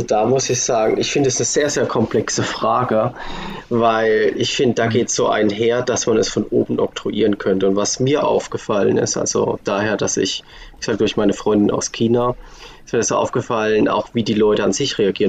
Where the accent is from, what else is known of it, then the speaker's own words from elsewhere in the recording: Germany; now in Switzerland; als Deutscher